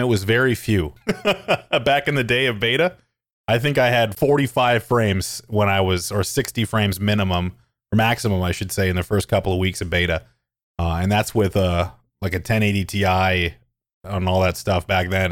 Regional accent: Calgary, Alberta, Canada; I'm from Calgary, Alberta. It's a city in Canada. I grew up there and I live there still.

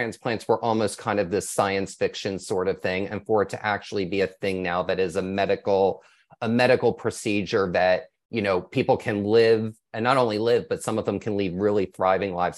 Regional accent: Austin, Texas, United States; I'm from Austin

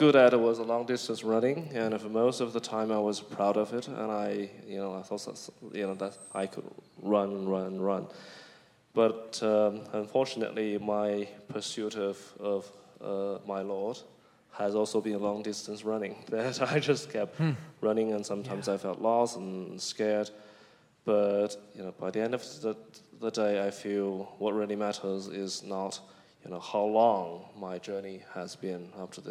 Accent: China; moved away; I grew up in China

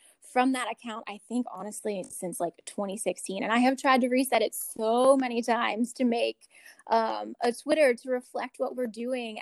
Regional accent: Pittsburgh, Pennsylvania, United States; moved away as an adult; now in Richmond, United States; I'm not from Virginia. I'm not from Richmond. I'm from Pittsburgh, Pennsylvania

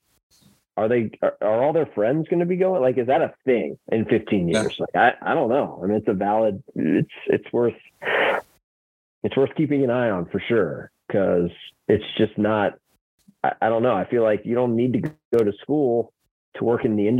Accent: Atlanta, Georgia, United States; I grew up in Atlanta

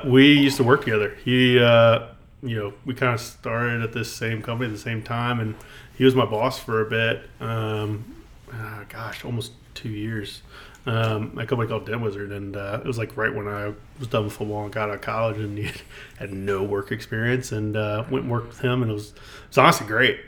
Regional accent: Mechanicsville, Virginia, United States; Mechanicsville, um, born and raised.

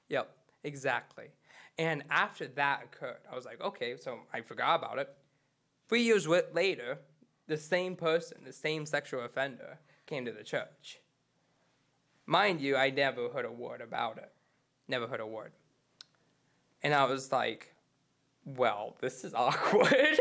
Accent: Charlevoix, Michigan, United States; I'm originally from Charlotte, Boy, Michigan

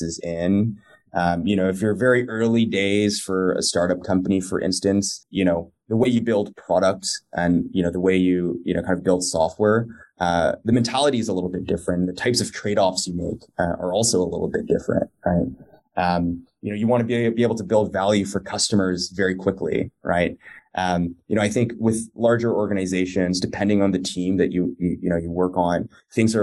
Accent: Toronto, Ontario, Canada; moved away as an adult; also born or lived in New York City / San Francisco; now in Los Angeles, United States; I was born and raised out in Toronto as well, went to school out there

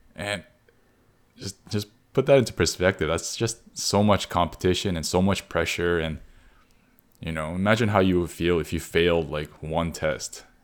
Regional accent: Canada; we grew up in Canada

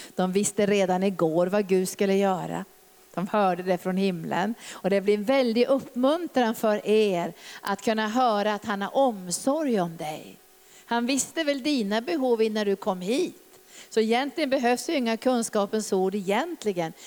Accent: Norrbotten County, Sweden; när jag växte upp där i Norrbotten

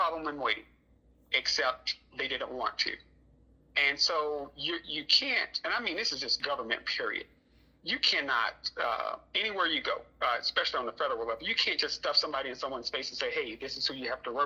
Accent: Fort Meade, Florida, United States; I'm from Fort Meade

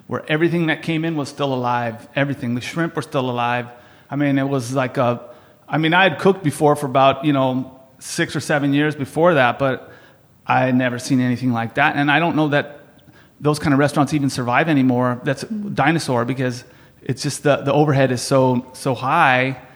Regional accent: San Diego, California, United States; grew up in San Diego, um, in Spring Valley, which is about 15 minutes from the border

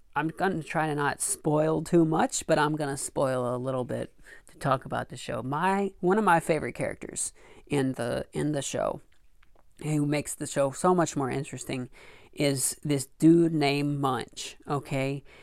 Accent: Arkansas, United States; I grew up in Arkansas

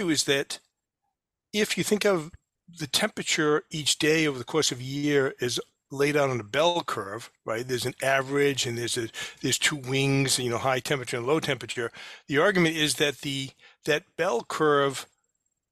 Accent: New Bedford, Massachusetts, United States; I grew up in New Bedford

